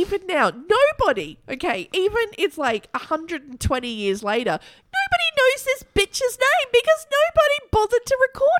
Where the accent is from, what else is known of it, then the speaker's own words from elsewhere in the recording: Boston, Massachusetts, United States; I'm from Boston.